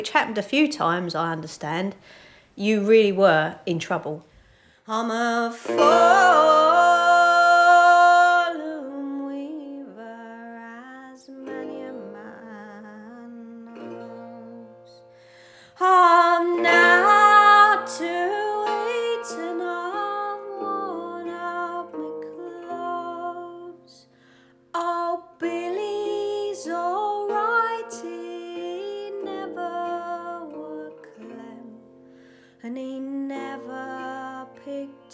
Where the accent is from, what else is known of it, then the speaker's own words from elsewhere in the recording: Chingford, London, United Kingdom; we both grew up in Chingford.